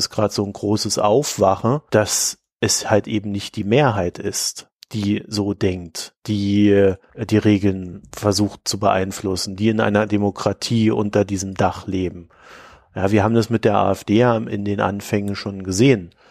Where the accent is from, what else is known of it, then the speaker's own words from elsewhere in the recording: East Germany, Germany; born there; Ja, und ich, weißt du, ich bin in der DDR geboren.